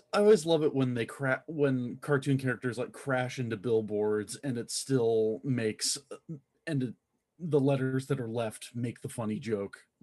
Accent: Texas, United States; I'm from Texas

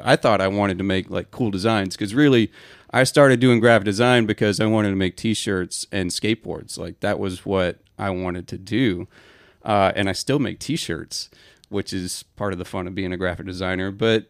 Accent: Atlanta, Georgia, United States; also born or lived in Auburn; I grew up in Atlanta.

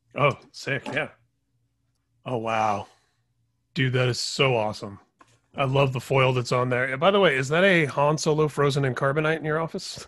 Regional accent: Indiana, United States; I grew up in Indiana

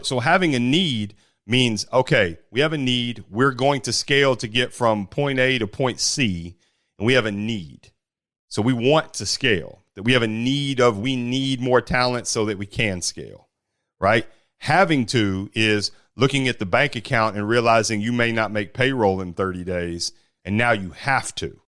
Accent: Bowling Green, Kentucky, United States; also born or lived in Elizabethtown, Kentucky; I grew up playing basketball there in Bowling Green, Kentucky

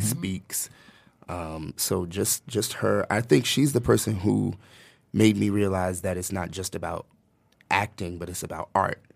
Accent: United States; moved away; I'm from New Jersey, New York originally

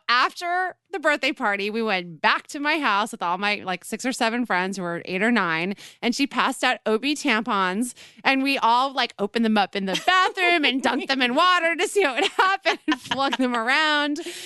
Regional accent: Westchester, New York, United States; also born or lived in Brooklyn; where I grew up in Westchester, there was a tradition

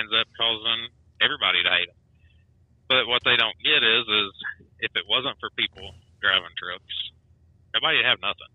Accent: United States; me as an American versus a foreigner

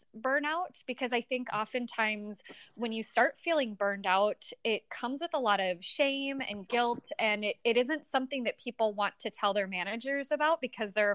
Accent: Niceville, Florida, United States; I was born in Niceville, Florida

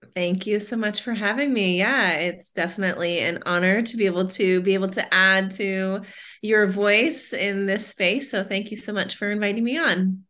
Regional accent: Southern California, United States; moved away as an adult; now in Austin, United States; I'm originally from Southern California, born and oh, raised wow. in, uh, well, born in Northern California, but raised in Southern California, and made the trip out to Austin about 12 years ago

